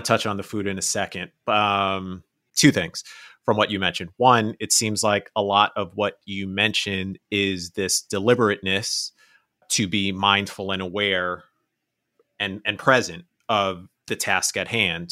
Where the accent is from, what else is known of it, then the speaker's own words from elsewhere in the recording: New York City, New York, United States; I was born and raised in New York